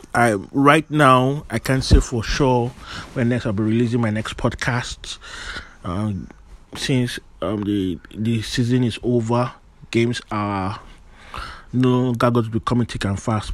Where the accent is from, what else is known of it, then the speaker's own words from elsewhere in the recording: Nigeria; I am Nigerian